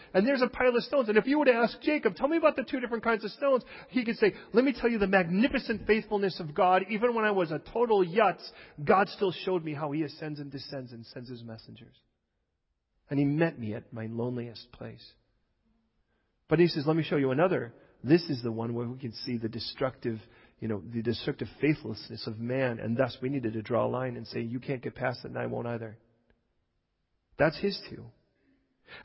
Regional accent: England, United Kingdom; born there; I'm just English. I was born here.

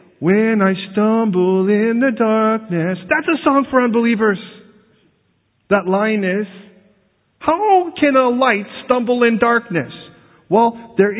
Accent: United States; now in London, United Kingdom; British people look at me as an American

